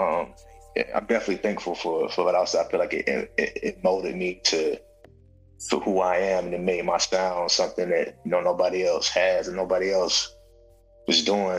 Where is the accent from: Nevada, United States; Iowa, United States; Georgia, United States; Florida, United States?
Georgia, United States; Valdosta; moved away as an adult; also born or lived in New York / Los Angeles; I'm from Valdosta, like three hours and some change from Atlanta